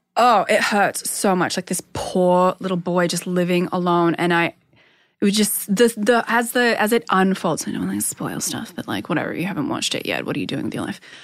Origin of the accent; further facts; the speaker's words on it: Perth, Western Australia, Australia; in my hometown